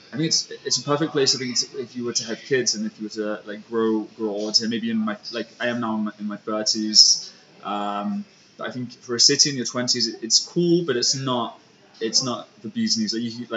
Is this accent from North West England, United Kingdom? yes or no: yes; Congleton, North West England, United Kingdom; moved away as an adult; also born or lived in Stockholm, Sweden; now in Vienna, Austria; So originally I'm from Manchester, or a town close to Manchester, in Cheshire, called Congleton. I've lived in Vienna now for about 7 years